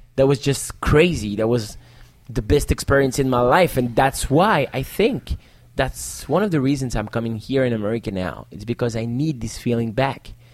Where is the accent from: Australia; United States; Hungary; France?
France; Paris, Île-de-France; English is a second language; was born in Paris. Okay. And I'm the next generation. And my parents were born in Paris